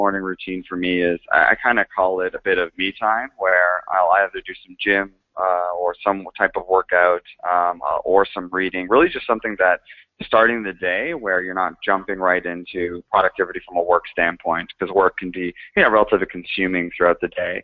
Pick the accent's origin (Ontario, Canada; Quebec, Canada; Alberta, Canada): Ontario, Canada; Toronto; moved away as an adult; also born or lived in London, United Kingdom / San Francisco, United States; I'm not from there, but I'm actually from Toronto in Canada